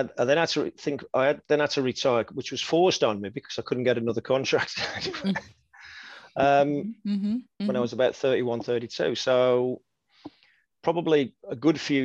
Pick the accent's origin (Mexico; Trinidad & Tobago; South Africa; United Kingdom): United Kingdom; Wolverhampton, West Midlands; I signed professional forms for Wolverhampton Wanderers, which is my hometown club